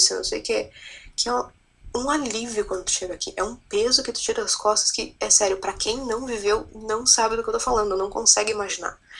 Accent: Brazil; moved away as an adult; also born or lived in Portugal; now in Queenstown, New Zealand; quando a gente vem do Brasil

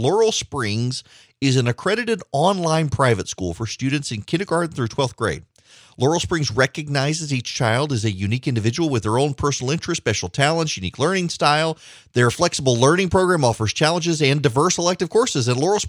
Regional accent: Dubai, United Arab Emirates; My parents never sent me to camp. Now, granted, I grew up in Dubai, but we would come home during the summer.

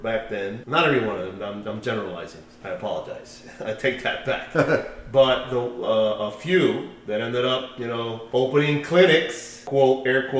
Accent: United States; And I was born in the United States, and, you know, I'm an American citizen all the way.

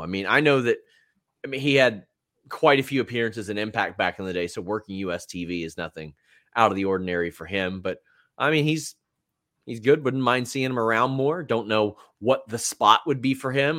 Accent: Southern Kentucky, United States; accent: Southern Kentucky; Mine is Southern Kentucky

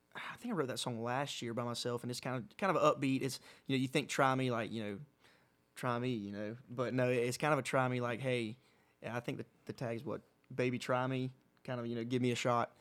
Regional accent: Pooler, Georgia, United States; Wild Wing Cafe in my hometown in Pooler

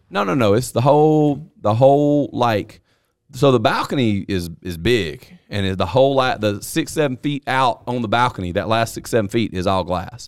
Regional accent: the South, United States; I'm from the South

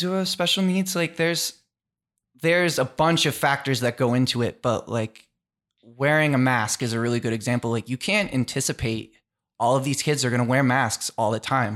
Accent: Taunton, Massachusetts, United States; I grew up in Taunton, Massachusetts

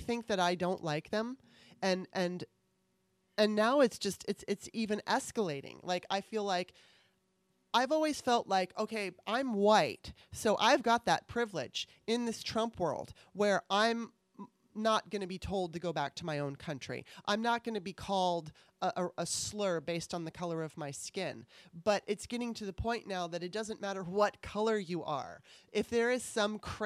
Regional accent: California, United States; growing up in California, I'm used to diversity

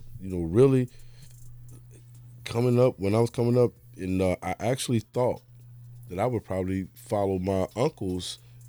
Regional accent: Chicago, Illinois, United States; born and raised in Chicago, you know. Born and started out on the east side, man, the Jeffrey Manor, you know what I'm saying, 1973. Moved to Inglewood in 84

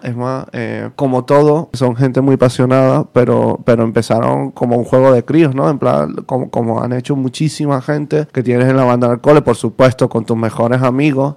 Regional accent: Venezuela; moved away as an adult; also born or lived in Basque Country; now in Madrid, Spain; soy de Venezuela.

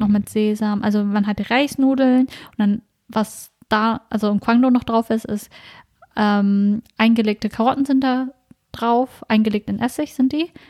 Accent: Germany; wir sind uns hier in Deutschland aufgewachsen

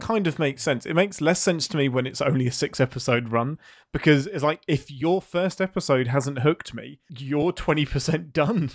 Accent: England, United Kingdom; as the English person

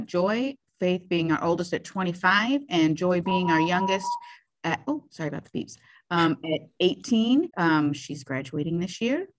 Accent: Brimfield, Ohio, United States; also born or lived in Columbus, Ohio; we moved to Brimfield, Ohio, where I was raised in that area for the rest of my life

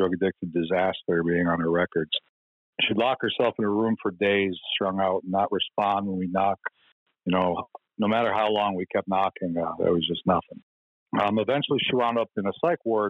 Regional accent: Midwest, United States; I was born in the Midwest

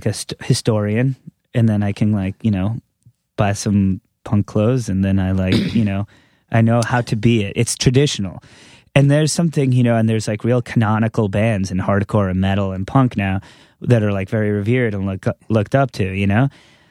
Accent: New York, United States; I never knew what the fuck that was growing up on Long Island, right.

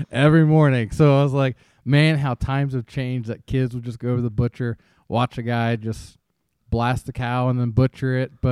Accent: Ashland, Kentucky, United States; I came from Ashland, Kentucky

